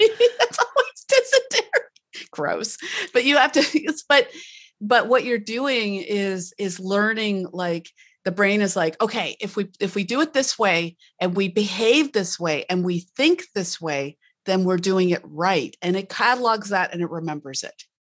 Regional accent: Canada; I'm Canadian

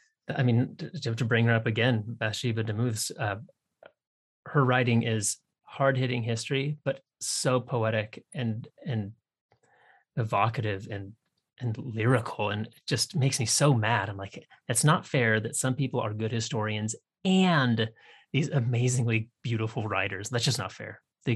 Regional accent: Washington, United States; I grew up on the Canadian border, you know, north of Seattle.

